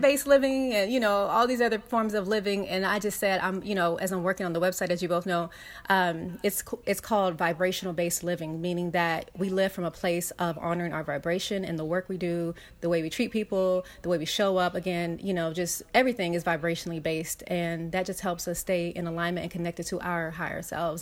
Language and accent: English; Los Angeles, California, United States; I grew up in South Central Los Angeles